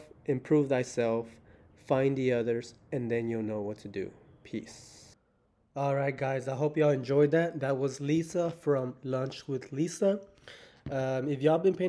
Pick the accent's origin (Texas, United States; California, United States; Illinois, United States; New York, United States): Texas, United States; Houston; I'm from Houston